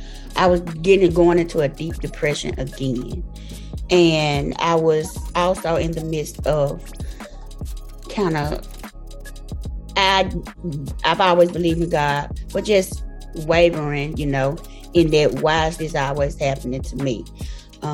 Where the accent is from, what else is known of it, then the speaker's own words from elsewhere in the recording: Memphis, Tennessee, United States; I'm from Memphis, Tennessee